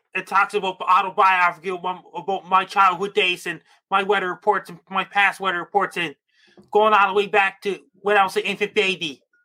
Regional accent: Sydney, Nova Scotia, Canada; I was born in Sydney, Nova Scotia, Canada.

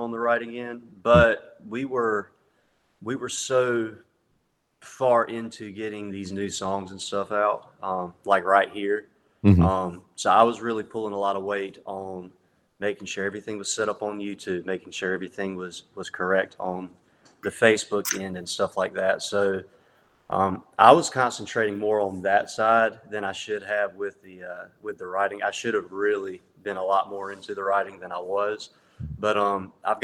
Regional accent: Hartsville, South Carolina, United States; now in Nashville, United States; I've kind of been back and forth between my hometown of Hartsville, South Carolina, and Nashville

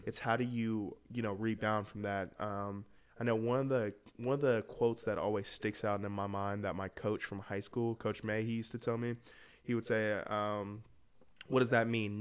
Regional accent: Atlanta, Georgia, United States; I'm from Atlanta, Georgia, uh, born and raised in, uh, Winthrop, Buford High School

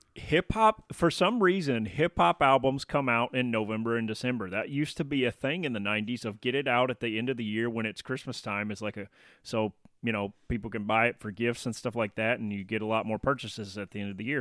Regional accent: Tennessee, United States; I'm, I'm from Tennessee

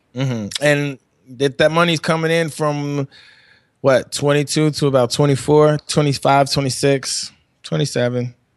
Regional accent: New York, United States; I'm from New York.

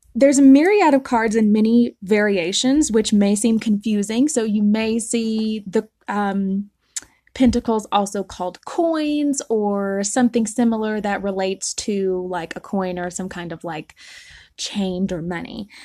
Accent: the South, United States; I'm from the South

